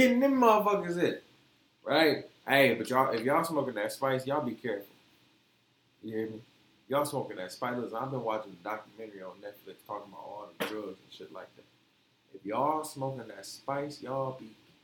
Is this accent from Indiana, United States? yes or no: no; Detroit, Michigan, United States; accent: southern mixture of real Detroit and real South; also born or lived in Florida; I come from Detroit, where dispensaries are on every corner